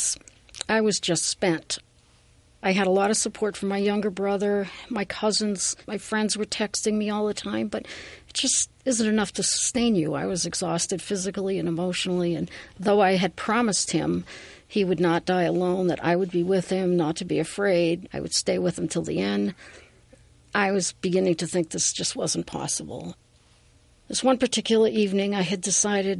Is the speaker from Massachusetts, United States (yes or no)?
yes; Worcester, Massachusetts, United States; moved away; I am originally from Worcester, Massachusetts